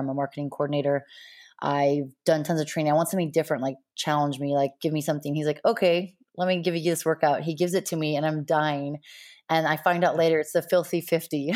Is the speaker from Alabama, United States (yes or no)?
no; Montana, United States; also born or lived in La Jolla, California; I grew up most of my life in Montana